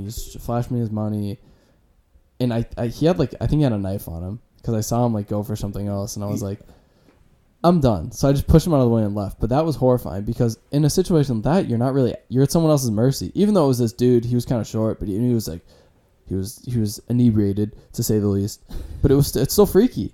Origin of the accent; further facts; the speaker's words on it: Iowa City, Iowa, United States; moved away as an adult; I'm from Iowa City, like 6 hours away from here.